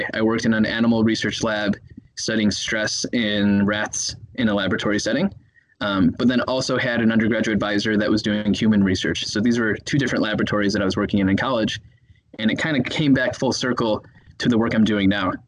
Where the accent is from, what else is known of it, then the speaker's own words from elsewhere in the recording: Chicago, Illinois, United States; moved away as an adult; now in Minneapolis, United States; I'm from Chicago, Illinois